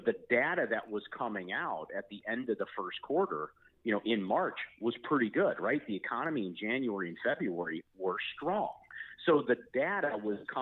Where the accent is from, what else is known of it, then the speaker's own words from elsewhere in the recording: Chicago, Illinois, United States; I'm from Chicago